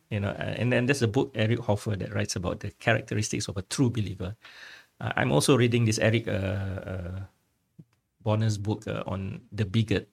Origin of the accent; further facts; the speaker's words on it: Singapore; my Singaporean identity